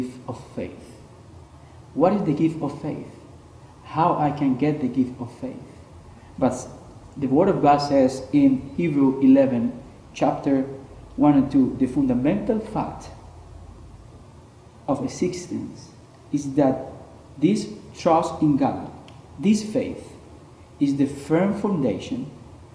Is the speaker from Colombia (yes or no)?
yes; Colombia; now in Toronto, Canada; I'm originally from Colombia